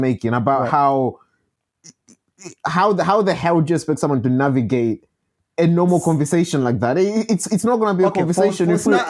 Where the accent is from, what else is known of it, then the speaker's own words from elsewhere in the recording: London, United Kingdom; born there; I was born in London.